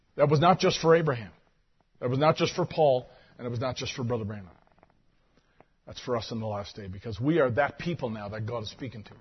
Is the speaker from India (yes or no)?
no; Canada; I'm a Canadian